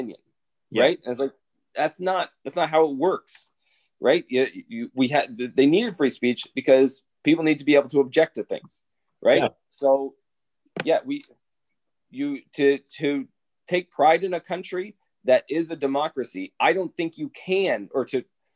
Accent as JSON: {"language": "English", "country": "Canada", "said": "I have always been like a proud Canadian"}